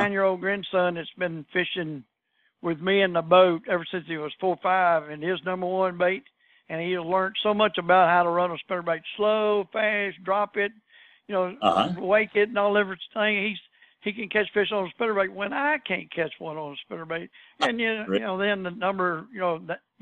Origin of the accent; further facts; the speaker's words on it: Texas, United States; us guys from Texas